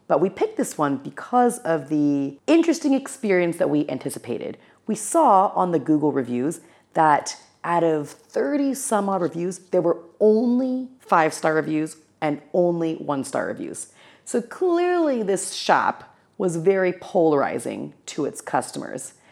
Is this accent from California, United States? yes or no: yes; Los Angeles County, California, United States; I grew up in Los Angeles County in a neighborhood where there was a large Taiwanese American population